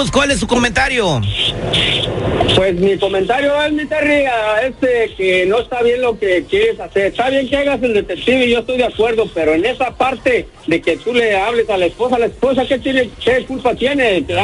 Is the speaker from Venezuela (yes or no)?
yes; Venezuela; also born or lived in Colombia; le escucho el acento, como que es colombiano y lo digo porque yo soy venezolano y colombiano a la vez.